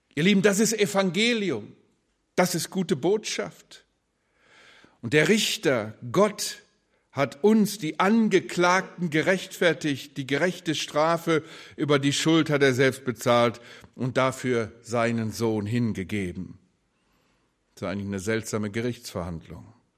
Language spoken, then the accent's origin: German; Germany; wir als Deutsche